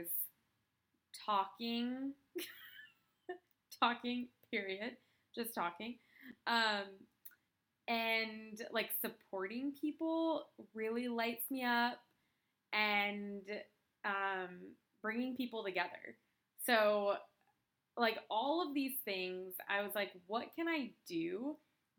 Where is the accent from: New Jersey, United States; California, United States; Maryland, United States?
California, United States; moved away as an adult; also born or lived in Portland; I'm from California